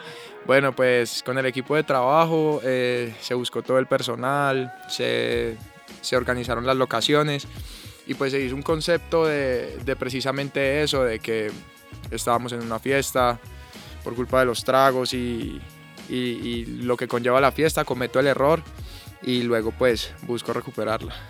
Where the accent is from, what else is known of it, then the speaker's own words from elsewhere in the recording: Huila, Colombia; moved away as an adult; now in Bogotá, Colombia; soy del Huila, y bueno, desde los seis años estoy en el, tema de la música